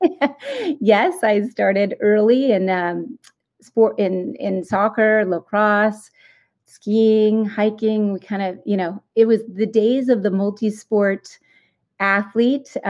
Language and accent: English; Topsfield, Massachusetts, United States; I grew up in a small town called Topsfield